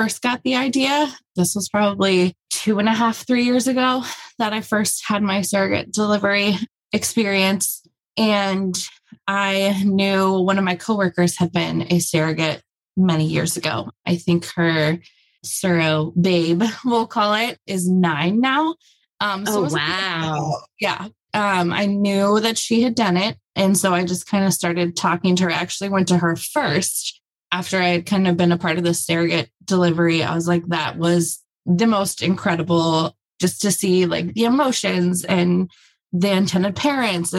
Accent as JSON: {"language": "English", "town": "Cincinnati", "region": "Ohio", "country": "United States", "tie": "born or raised there", "said": "I grew up in Cincinnati"}